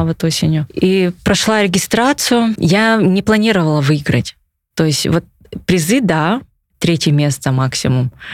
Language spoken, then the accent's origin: Russian; Yakutia, Sakha Republic, Russia; я прям это хочу, чтобы в родном городе, в республике этот вид спорта развивался